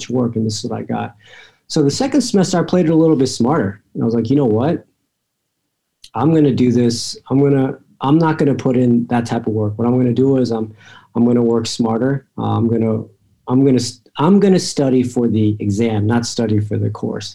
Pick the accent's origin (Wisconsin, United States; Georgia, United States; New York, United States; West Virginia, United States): Georgia, United States; Atlanta; also born or lived in State College, Pennsylvania; I'm from Atlanta. My family's here. I was always going to come back.